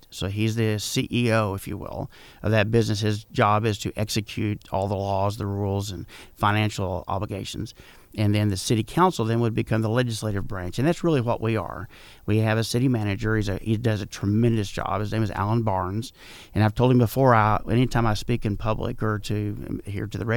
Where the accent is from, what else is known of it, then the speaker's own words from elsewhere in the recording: San Antonio, Texas, United States; also born or lived in Burkburnett; I was born in Burkburnett, Texas. My father was in the military. We did move around a lot, like many military brats did. I lived in Burkburnett and San Antonio. Graduated from uh, high school in San Antonio.